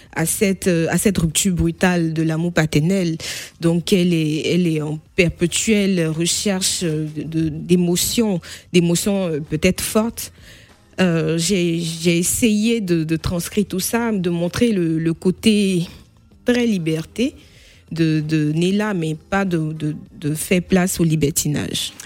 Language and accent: French; Bouaké, Côte d’Ivoire; now in Nemours, France; je suis ivoirienne euh, d'ethnie BT, ethnie située au centre-ouest de la Côte d'Ivoire